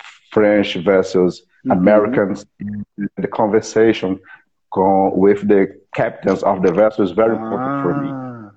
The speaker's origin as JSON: {"language": "English", "town": "Fortaleza", "region": "Ceará", "country": "Brazil", "second_language": "English", "said": "I'm from Fortaleza, Ceará State."}